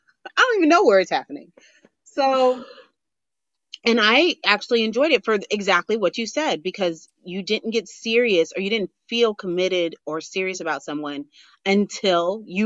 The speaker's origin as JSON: {"language": "English", "town": "Los Angeles", "region": "California", "country": "United States", "said": "I'm actually from LA."}